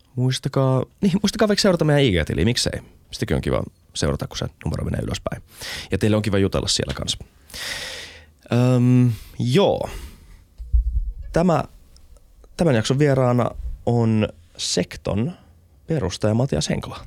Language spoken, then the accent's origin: Finnish; Helsinki, Uusimaa, Finland; mä oon tosi elitistinen helsinkiläinen